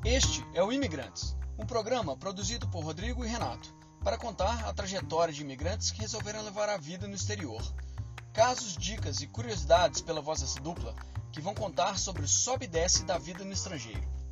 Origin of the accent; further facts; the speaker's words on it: Formiga, Minas Gerais, Brazil; moved away as an adult; also born or lived in Belo Horizonte, Brazil / Brisbane, Australia; now in Sydney, Australia; cresci em Formiga, na verdade, eu sou de Belo Horizonte, né? Sou nascido em Belo Horizonte, mas cresci em Formiga.